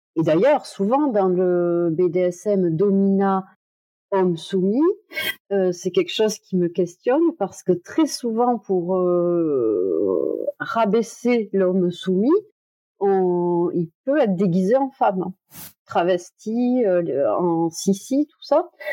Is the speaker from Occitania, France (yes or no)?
yes; Toulouse, Occitania, France; je suis de Toulouse